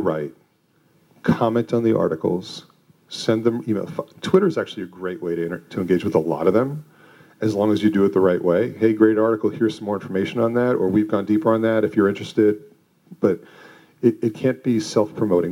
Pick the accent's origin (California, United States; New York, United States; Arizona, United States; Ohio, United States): New York, United States; Westchester; moved away as an adult; also born or lived in Manhattan, New York; now in Boulder, United States; I'm a New Yorker born and raised and grew up in Westchester